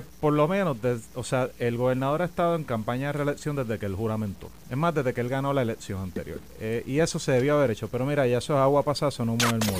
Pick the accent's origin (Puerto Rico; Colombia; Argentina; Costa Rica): Puerto Rico; nos han pasado como puertorriqueños